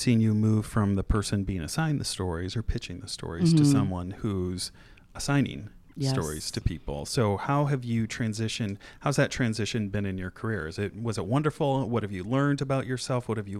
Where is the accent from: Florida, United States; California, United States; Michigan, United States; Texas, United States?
Michigan, United States; moved away; also born or lived in Oak Park, Illinois; we would go to Battle Creek on class field trips growing up.